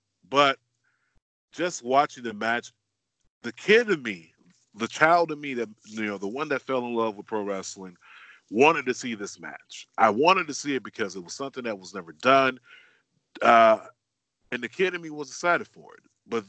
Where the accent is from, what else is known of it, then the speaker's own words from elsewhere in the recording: South Florida, United States; me growing up in South Florida, it's always hot.